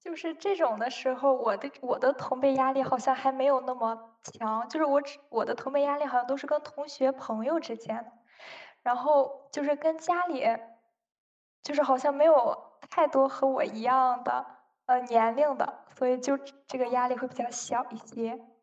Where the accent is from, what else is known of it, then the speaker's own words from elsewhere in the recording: Shandong, China; 我的老家是山东的